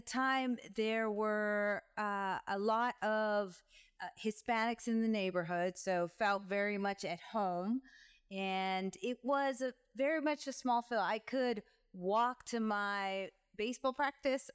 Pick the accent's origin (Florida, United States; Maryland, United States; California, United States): California, United States; Rosemead; moved away as an adult; also born or lived in San Fernando Valley / Mexico / Atlanta; So I grew up in California, in Southern California, in a small town, well, small town, city, Rosemaith, California